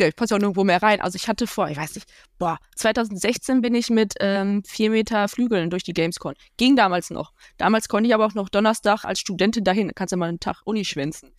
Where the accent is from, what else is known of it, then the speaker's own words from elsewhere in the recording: Ruhr area, North Rhine-Westphalia, Germany; Ich komme aus dem Ruhrgebiet